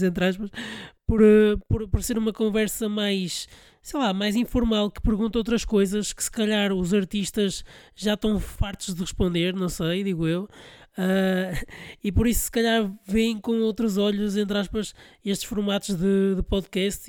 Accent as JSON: {"language": "Portuguese", "town": "Porto", "region": "Norte", "country": "Portugal", "said": "Eu sou do Porto"}